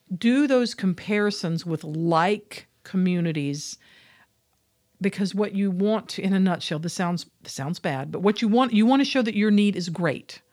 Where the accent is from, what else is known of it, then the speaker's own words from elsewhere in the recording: Georgia, United States; I come from Georgia.